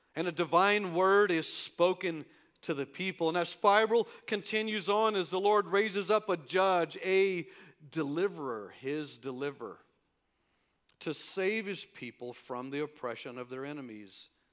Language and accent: English; El Paso, Texas, United States; here in my hometown